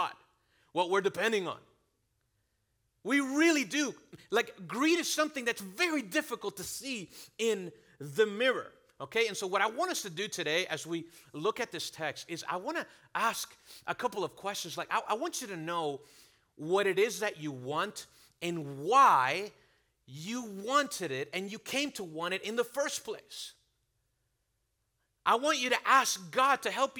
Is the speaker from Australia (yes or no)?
no; Venezuela; now in United States; I'm from Venezuela